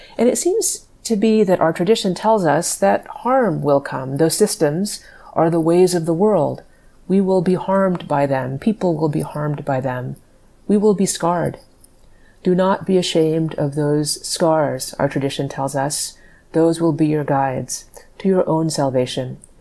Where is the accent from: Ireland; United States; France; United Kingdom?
United States; Dallas, Texas; moved away as an adult; I grew up in Dallas